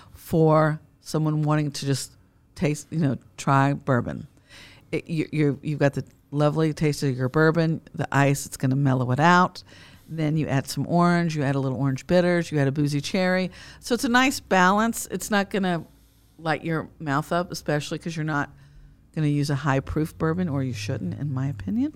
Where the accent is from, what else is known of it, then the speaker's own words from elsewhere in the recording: Frankfort, Kentucky, United States; growing up in Frankfort, Kentucky, the heart of bourbon country